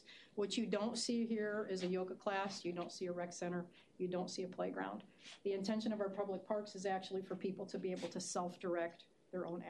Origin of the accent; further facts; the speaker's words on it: Chicago, Illinois, United States; moved away; also born or lived in Indiana / Boulder, Colorado; I'm from Chicago originally